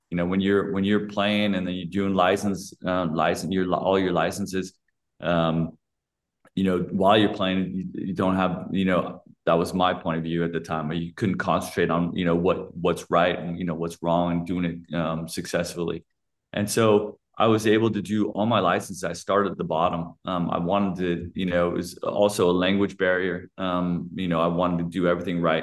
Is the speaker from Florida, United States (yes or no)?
no; California, United States; moved away as an adult; now in Germany; I come from California